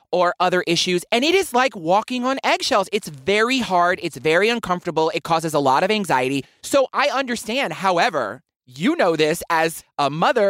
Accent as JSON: {"language": "English", "region": "Deep South", "country": "United States", "tie": "born or raised there", "said": "As a man who grew up in the Deep South, yes, I'm reminding you, I grew up in the Deep South"}